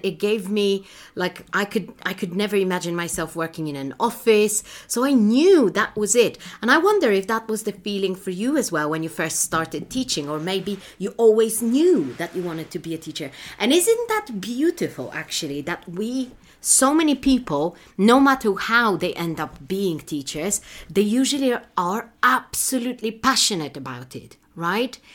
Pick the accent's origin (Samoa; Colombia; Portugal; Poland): Poland; moved away; in my home country, in Poland